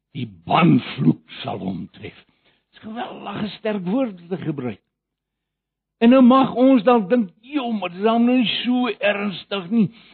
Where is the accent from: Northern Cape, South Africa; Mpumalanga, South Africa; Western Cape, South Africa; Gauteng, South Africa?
Gauteng, South Africa; Johannesburg; ek kom van Johannesburg af en daar ken ek die woord baie goed